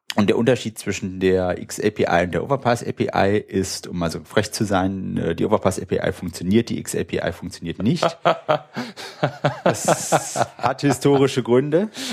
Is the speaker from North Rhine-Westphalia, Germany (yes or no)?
yes; Wuppertal, North Rhine-Westphalia, Germany; also born or lived in Münster; ich komme aus Wuppertal, habe dort auch studiert